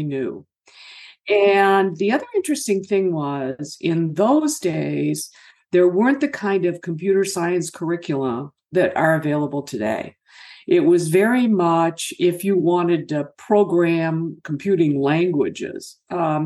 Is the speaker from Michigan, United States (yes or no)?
yes; Michigan, United States; my folks ended up here in Michigan